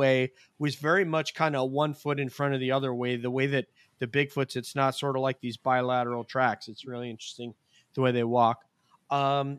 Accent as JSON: {"language": "English", "area": "Westchester", "region": "New York", "country": "United States", "tie": "born or raised there", "said": "I'm from Westchester"}